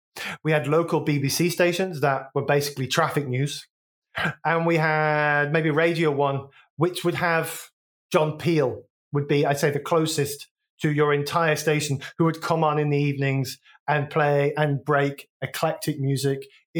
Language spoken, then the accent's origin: English; England, United Kingdom; now in United States; So I grew up in, as you know, I grew up in England